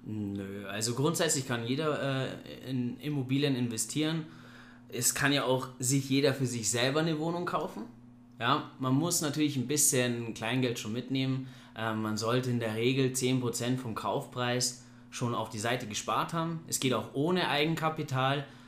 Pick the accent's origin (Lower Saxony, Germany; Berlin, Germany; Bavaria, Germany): Bavaria, Germany; Ingolstadt; ich komme aus Ingolstadt, ich bin jetzt 30 Jahre jung